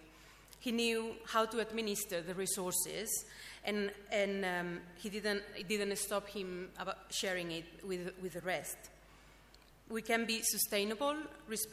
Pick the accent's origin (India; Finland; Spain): Spain; moved away as an adult; now in London, United Kingdom; I'm from Spain